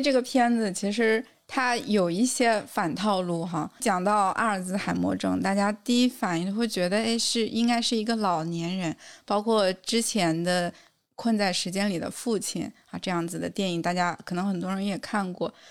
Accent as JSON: {"language": "Chinese", "country": "China", "said": "我们中国人"}